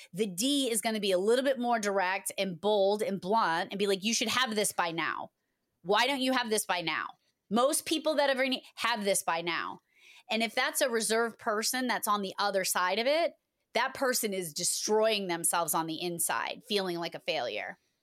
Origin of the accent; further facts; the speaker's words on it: Massachusetts, United States; I am from Massachusetts, and I always get picked on for saying wicked all the time